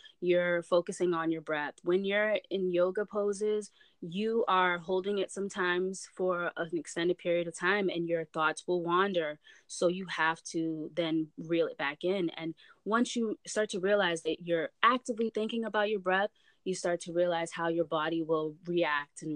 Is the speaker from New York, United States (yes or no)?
no; Brockton, Massachusetts, United States; where I'm from, Brockton